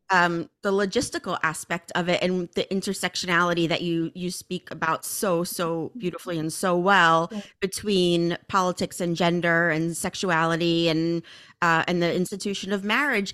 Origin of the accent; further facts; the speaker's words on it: Northeast, United States; growing up in the Northeast